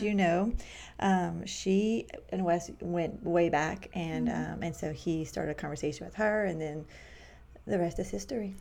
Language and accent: English; Cajun, Louisiana, United States; moved away as an adult; also born or lived in Manhattan, New York / Queens, New York; as a Cajun, small minded, embarrassing now to look back girl